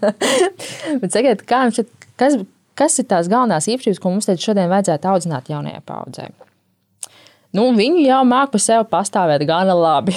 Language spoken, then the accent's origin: Latvian; Latvia